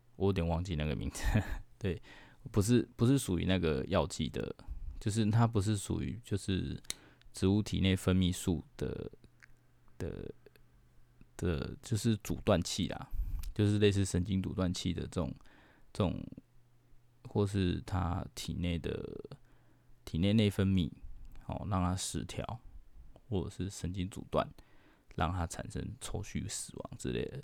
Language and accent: Chinese; Taiwan; 我们台湾人几乎都没有得抗体